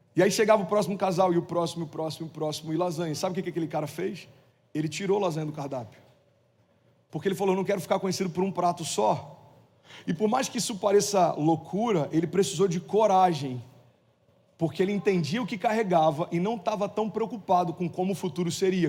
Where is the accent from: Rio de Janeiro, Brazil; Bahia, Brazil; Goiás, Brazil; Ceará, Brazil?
Rio de Janeiro, Brazil; Cabo Frio; moved away; em Cabo Frio, é minha cidade natal, morei lá 17 anos